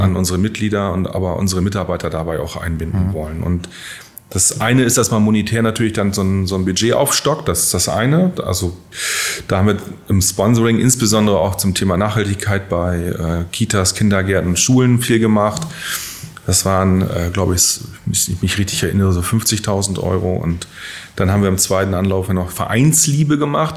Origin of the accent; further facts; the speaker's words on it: Syke, Lower Saxony, Germany; moved away as an adult; also born or lived in Lehrte; ich komme aus Sieke gebürtig. Mhm ähm, in der Nähe von Bremen, da aufgewachsen